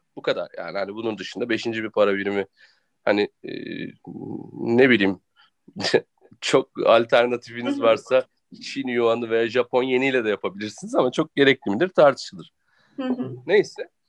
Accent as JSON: {"language": "Turkish", "country": "Turkey", "said": "Ben de Türk'üm"}